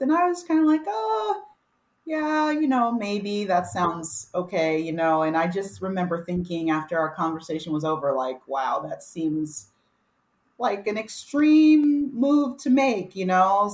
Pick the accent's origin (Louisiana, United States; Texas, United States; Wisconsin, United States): Texas, United States; moved away; my hometown in Texas, I grew up with her